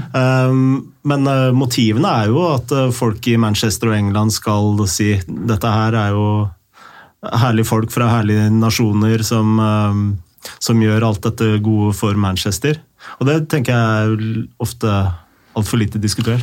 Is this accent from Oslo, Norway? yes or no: yes; Oslo, Norway; also born or lived in Lørenskog / Snarøya; når jeg vokste opp i øh, Oslo